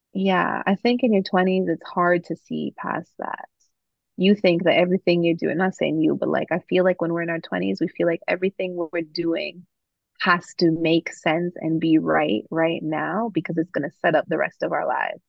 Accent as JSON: {"language": "English", "town": "Toronto", "region": "Ontario", "country": "Canada", "tie": "born or raised there", "said": "my experience growing up in Toronto"}